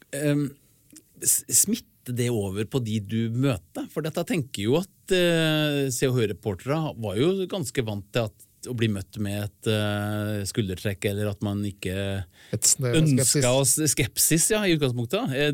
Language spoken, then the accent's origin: Norwegian; Åfjord, Trøndelag, Norway; moved away; sier dem hjemme i Åfjorden der jeg kommer fra.